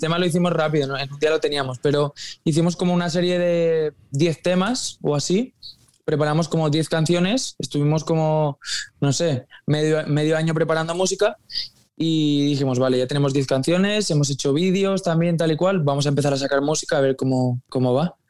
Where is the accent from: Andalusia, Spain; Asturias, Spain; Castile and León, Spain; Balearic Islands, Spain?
Balearic Islands, Spain; Mallorca; Yo es que soy de Mallorca